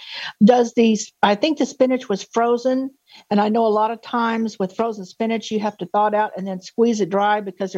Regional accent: Tulsa, Oklahoma, United States; I am from Tulsa, Oklahoma.

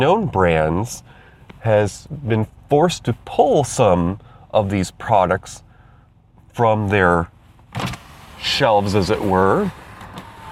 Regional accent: New York, United States; moved away; I moved back to my home state to be nearer to Mama Star Sage

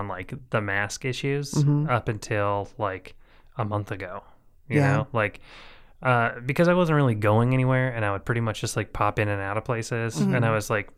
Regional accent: Boise, Idaho, United States; it's my home, you know? I've lived here for most of my life

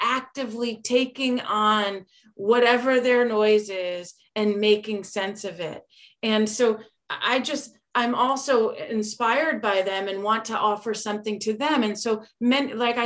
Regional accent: Berlin, Connecticut, United States; I grew up in Berlin

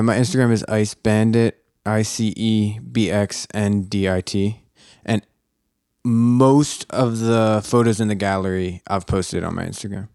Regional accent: Philadelphia, Pennsylvania, United States; I grew up here in Philadelphia

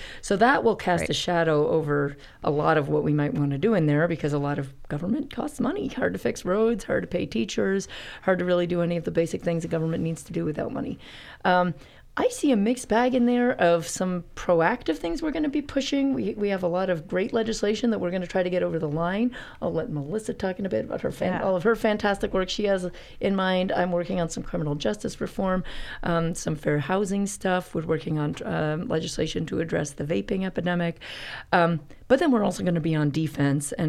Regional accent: Canada; now in Boise, United States; I'm from Canada

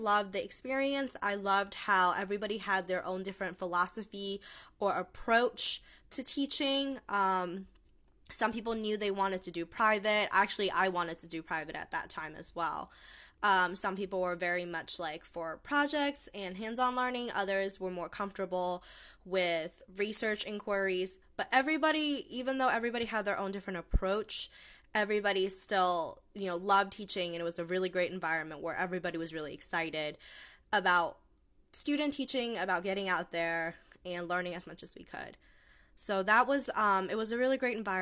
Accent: Pennsylvania, United States; When I grew up in Pennsylvania, it was the PSSAs

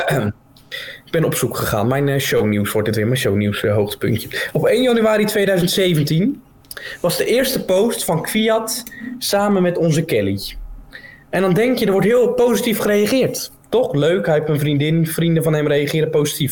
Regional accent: Netherlands; als Nederlanders zijnde

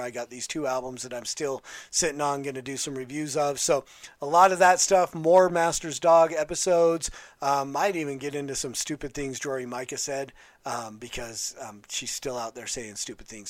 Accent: West Valley City, Utah, United States; When I was growing up in West Valley City, Utah

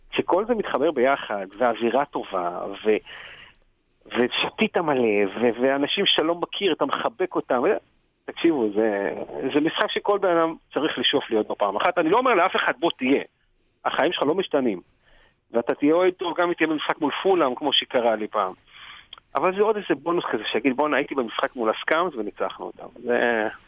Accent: Israel; אז באמת לי מפרט, אני אומר, מישראל, וזה פה ושם.

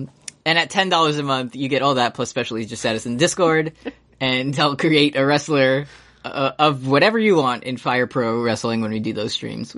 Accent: New York, United States; accent: New York; I'm glad it's good now, and we say it like how you say it in New York, so. Shakespeare didn't consider my accent.

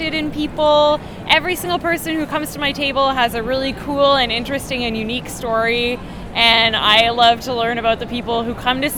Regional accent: London, Ontario, Canada; I grew up in London, Ontario, which is about 2 hours south of Toronto

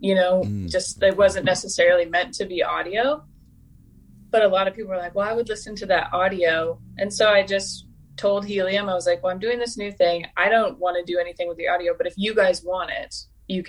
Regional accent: Renton, Washington, United States; I'm from Renton

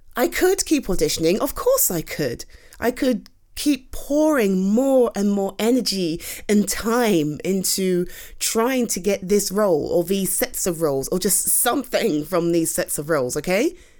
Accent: United Kingdom; I'm too British.

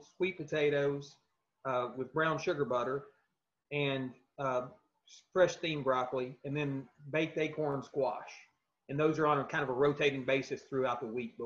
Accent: South Central Kentucky, United States; growing up in South Central Kentucky on a tobacco farm

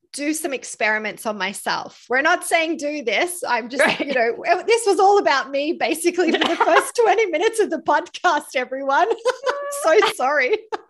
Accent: Australia; moved away; I come from Australia, you know, I was raised in a part of Australia that even in the middle of winter

